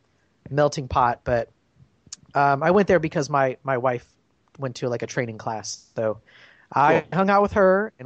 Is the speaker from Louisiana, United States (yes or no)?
no; Clearwater, Florida, United States; Matt and I grew up in Clearwater